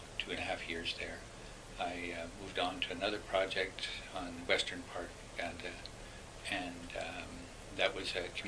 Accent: Winnipeg, Manitoba, Canada; And I come from Winnipeg sometimes.

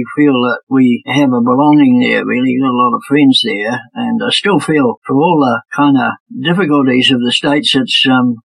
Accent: New Zealand; I'm from New Zealand

